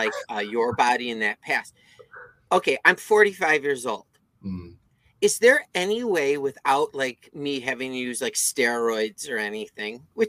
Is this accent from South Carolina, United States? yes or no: no; Chicago, Illinois, United States; also born or lived in Madison; I grew up in Chicago